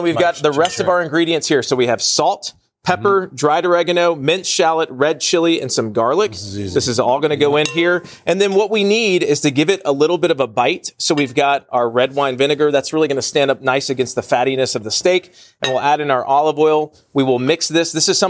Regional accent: the South, United States; I'm from the South, man. We love our mamas, and we love cast iron cooking.

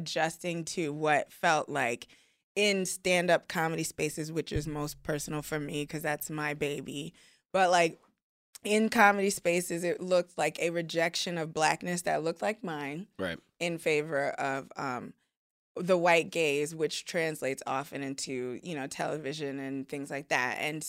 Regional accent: Nigeria; He's Nigerian. I'm Nigerian. Like, we good.

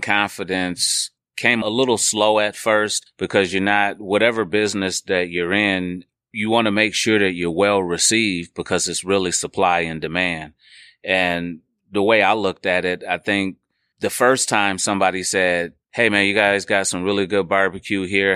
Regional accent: Milwaukee, Wisconsin, United States; also born or lived in Atoka, Tennessee; I was born in Milwaukee, but I was actually raised a lot of my life in, um, a small town called Atoka, right outside of Memphis, Tennessee.

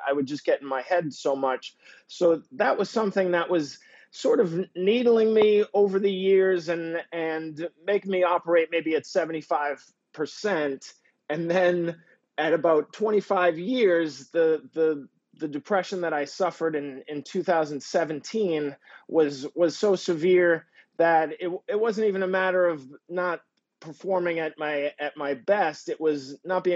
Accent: Peabody, Massachusetts, United States; moved away; Originally, I am from Peabody, Mass, which is a suburb of Boston, about 16 miles north of Boston, kind of a working class type area

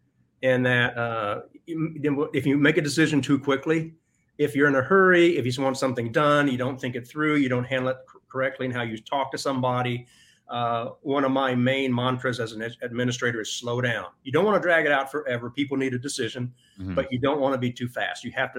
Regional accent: Texas, United States; also born or lived in Austin / Ohio; I grew up in Texas on the Texas Gulf Coast in the shadow of oil refineries. somehow made it to Austin, lived in Austin.

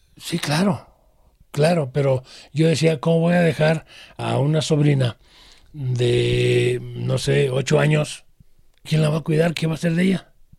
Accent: Guadalajara, Jalisco, Mexico; born or raised there

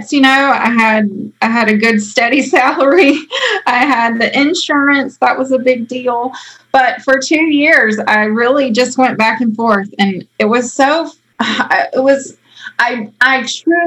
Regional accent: outside of Raleigh, Wake County, North Carolina, United States; I grew up outside of Raleigh, Wake County

